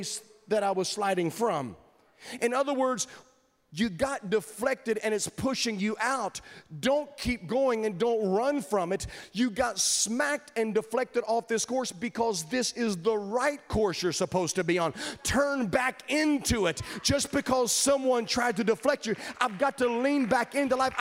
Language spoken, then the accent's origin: English; Virginia, United States; I grew up in Virginia